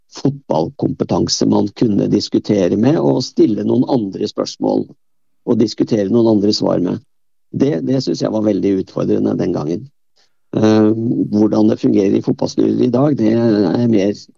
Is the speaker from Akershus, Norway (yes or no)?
yes; Bærum, Akershus, Norway; selv om jeg kom fra Bærum, så kom jeg fra et typisk sånn eh, arbeiderstrøk.